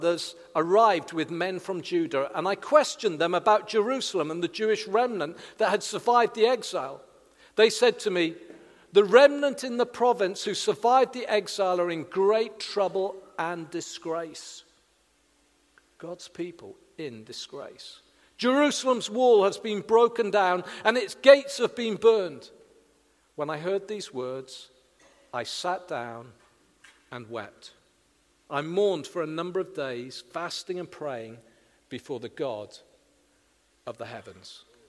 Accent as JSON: {"language": "English", "region": "Wales", "country": "United Kingdom", "moved": "yes", "lives_now": "Hedge End, United Kingdom", "said": "35 years ago nearly now, I came from South Wales, confused about church, and I came and became part of a small church community in Hedge End."}